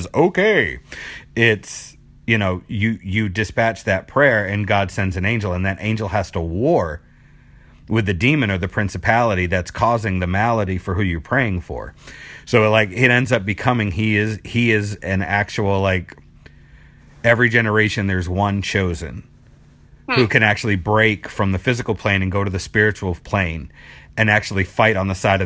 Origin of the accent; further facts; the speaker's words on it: Boston, Massachusetts, United States; moved away; I'm from Boston originally